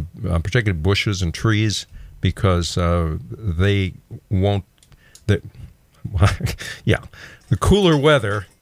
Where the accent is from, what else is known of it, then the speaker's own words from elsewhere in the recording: Texas, United States; I'm a native Texan